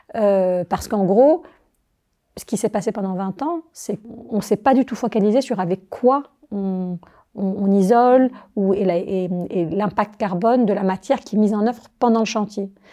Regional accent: Algiers, Algiers Province, Algeria; also born or lived in Paris, France; now in Chablais, Switzerland; je suis algérienne, je suis née à Alger.

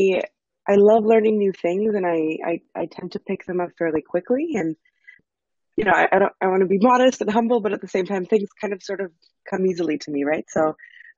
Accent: Canada; I grew up in Canada.

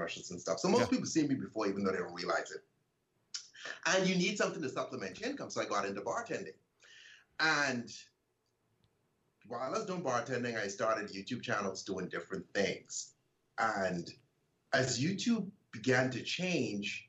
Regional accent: Bahamas; I grew up in the Bahamas

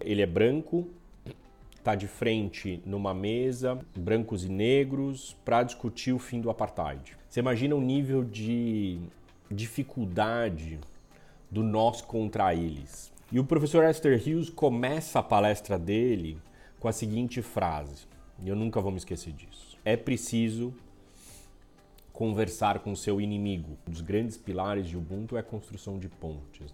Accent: Brazil; somos todos brasileiros, vamos continuar sendo brasileiros, vamos continuar habitando esse país

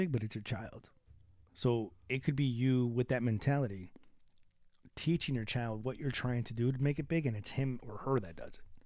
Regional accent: Chicago, Illinois, United States; We're from the South Side, 72nd and Sawyer

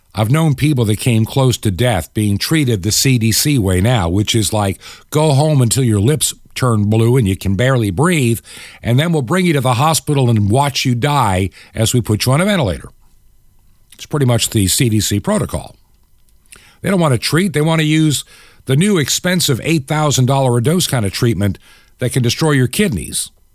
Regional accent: New York, United States; moved away as an adult; also born or lived in Long Island, New York / Toccoa, Georgia / Atlanta, Georgia / Clarksville, Georgia; While I was born in New York, raised as a very young child in Long Island, my high school years in a small town upstate

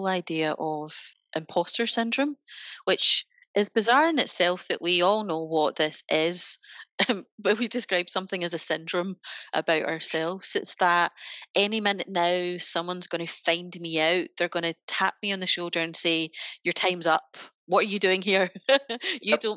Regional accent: Glasgow, Scotland, United Kingdom; we're both from Glasgow

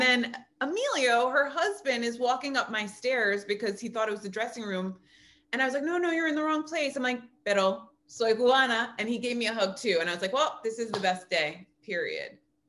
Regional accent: New York City, New York, United States; I'm from the Bronx. And like, I was born there.

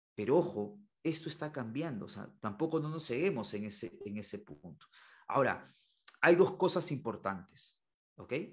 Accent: Peru; la, educación de, de mi país, en este caso de Perú

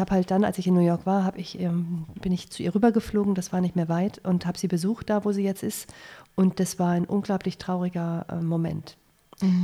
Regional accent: Germany; als Deutsche

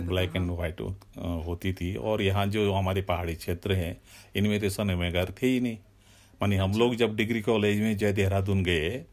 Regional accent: Sunara village, Rawain, Uttarakhand, India; also born or lived in Dehradun; हमारा गांव सुनारा है मैं सुनारा का जो फर्स्ट ग्रेजुएट हूँ

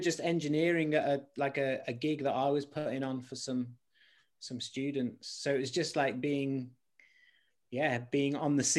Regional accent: Stourbridge, West Midlands, United Kingdom; moved away as an adult; now in London, United Kingdom; I wasn't born in London. I'm from a place called Stourbridge, and then I moved here

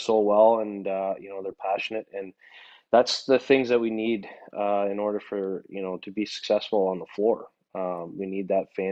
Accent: Kitchener, Ontario, Canada; my hometown

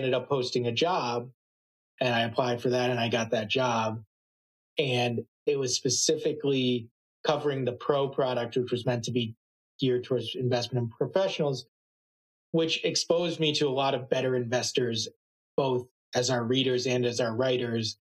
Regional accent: Boston, Massachusetts, United States; I grew up in the Boston area

